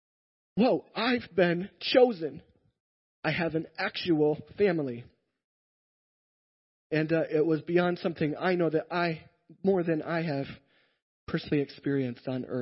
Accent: Iowa, United States; I am from Iowa

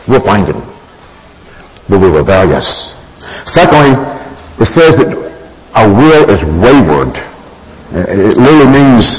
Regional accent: Alabama, United States; a farm boy, raised in Alabama, meat and potatoes guy

